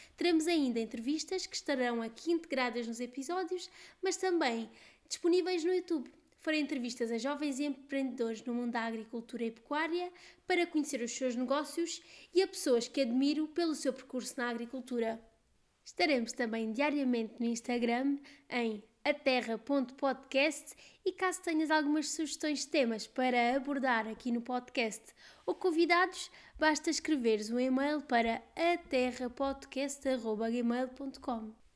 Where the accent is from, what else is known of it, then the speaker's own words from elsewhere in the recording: Évora, Alentejo, Portugal; sou de Évora, muito alentejana